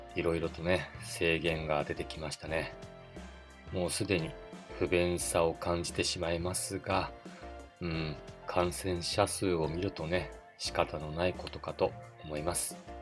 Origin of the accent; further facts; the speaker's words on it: Otaru, Hokkaido, Japan; 私の地元、小樽